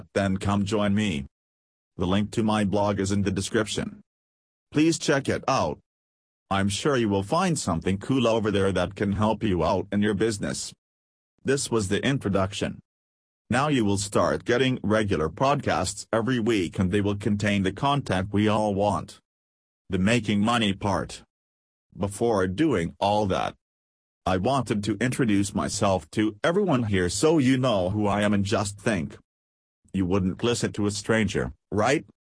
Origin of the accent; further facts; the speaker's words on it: Pakistan; I'm from Pakistan.